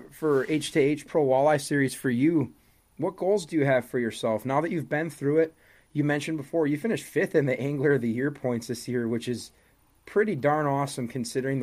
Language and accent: English; Wisconsin, United States; born and raised in Wisconsin.